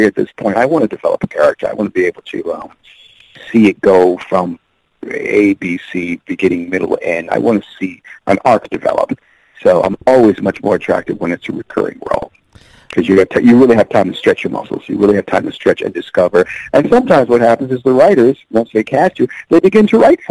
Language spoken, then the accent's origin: English; New York, United States; moved away; also born or lived in Los Angeles; I'm a New Yorker, but I haven't been living there in a while